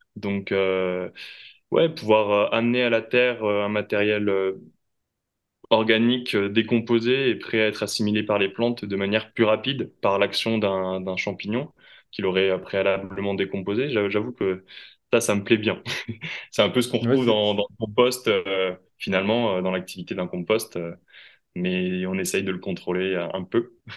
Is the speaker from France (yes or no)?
yes; Toulouse, Occitania, France; moved away as an adult; also born or lived in Quebec / Bordeaux; Je suis originaire à la base de Toulouse